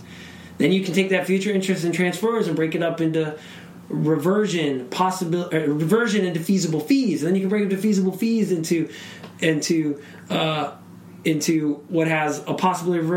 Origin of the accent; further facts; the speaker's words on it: Wisconsin, United States; in my home state of Wisconsin